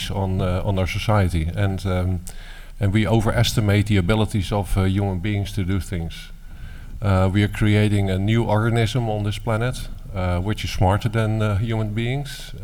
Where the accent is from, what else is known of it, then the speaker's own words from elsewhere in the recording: Rotterdam, South Holland, Netherlands; In my hometown. Born and raised